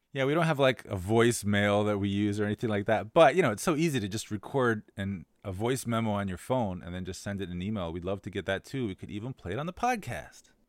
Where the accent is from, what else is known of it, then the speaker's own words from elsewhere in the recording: United States; now in Shanghai, China; As an American